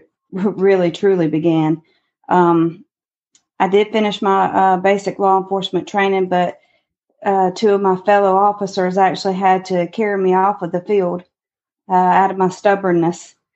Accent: Eden, North Carolina, United States; now in Goldsboro, United States; I'm originally from Eden, North Carolina

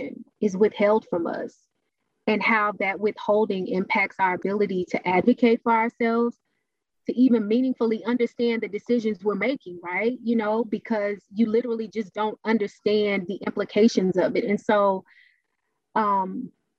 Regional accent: Dallas, Texas, United States; I was born and raised in Dallas

